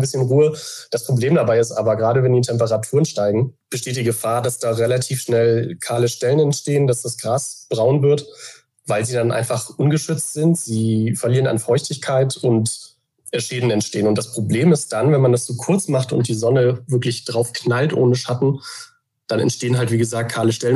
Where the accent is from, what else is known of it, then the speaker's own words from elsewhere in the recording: Hamburg, Germany; moved away as an adult; also born or lived in Oldenburg / Emsland; wohne in Hamburg, bin auch gebürtiger Hamburger